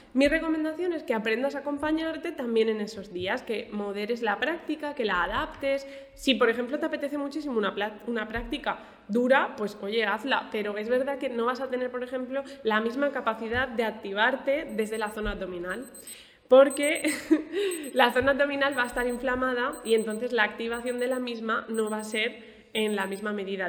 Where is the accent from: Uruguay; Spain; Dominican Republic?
Spain; Alicante, Valencian Community; now in Murcia, Spain; yo soy de Alicante